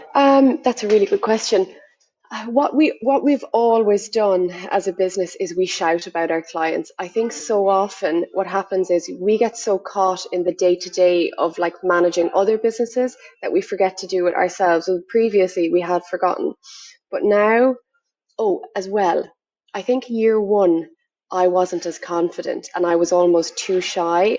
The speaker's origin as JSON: {"language": "English", "country": "Ireland", "said": "I'm from Ireland"}